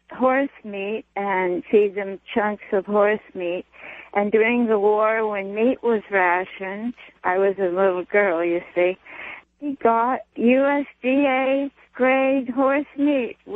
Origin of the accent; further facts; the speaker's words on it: Los Angeles, California, United States; In LA.